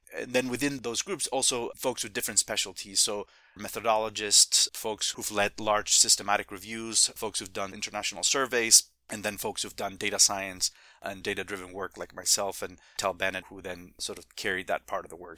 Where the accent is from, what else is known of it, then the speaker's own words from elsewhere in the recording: Spain; now in Midwest, United States; I'm originally from Spain